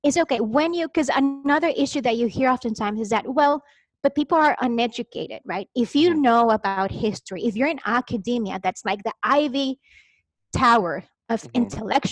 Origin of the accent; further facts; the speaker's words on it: Chihuahua, Mexico; English is a second language; moved away as an adult; now in United States; I am Mexican, but like not Mexican American, like born and raised in Mexico